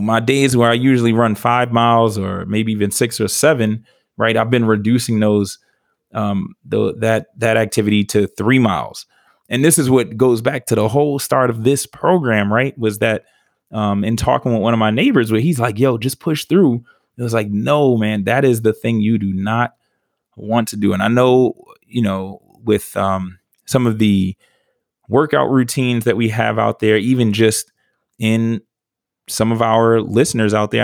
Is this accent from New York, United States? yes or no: yes; New York, United States; growing up in New York